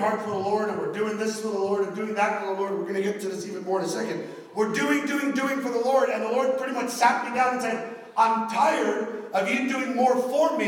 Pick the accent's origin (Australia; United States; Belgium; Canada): United States; Miami, Florida; accent: Miami; My Miami accent's coming out